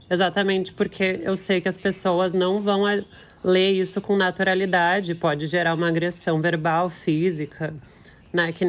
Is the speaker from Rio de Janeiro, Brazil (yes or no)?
no; Porto Alegre, Rio Grande do Sul, Brazil; Eu sou de Porto Alegre, Rio Grande do Sul.